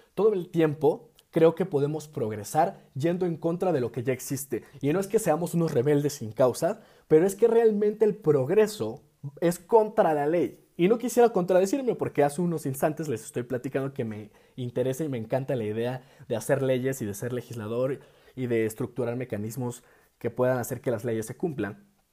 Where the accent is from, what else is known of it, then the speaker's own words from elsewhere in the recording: Mexico; nuestro país